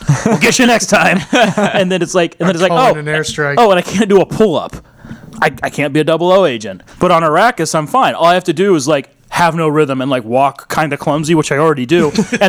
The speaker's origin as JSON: {"language": "English", "town": "Brooklyn", "region": "New York", "country": "United States", "said": "I'm from Brooklyn. I don't got time for this shit."}